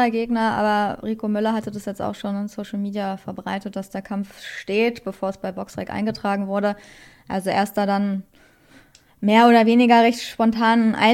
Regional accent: Berlin, Germany; ich wünsche natürlich Sarah, äh, äh, Nina Meinke den Sieg, einfach, ne, als Berlinerin

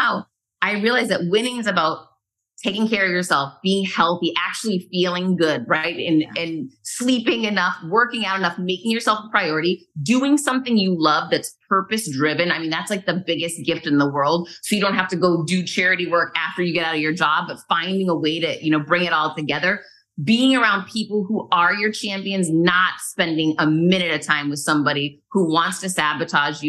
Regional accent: New England, United States; moved away; I'm originally from New England

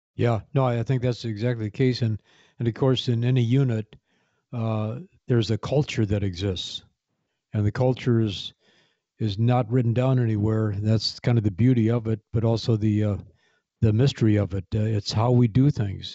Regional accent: Kankakee, Illinois, United States; moved away as an adult; this is my hometown of Kankakee, Illinois.

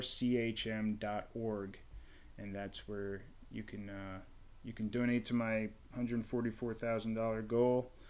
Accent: Melville, New York, United States; I'm from Melville

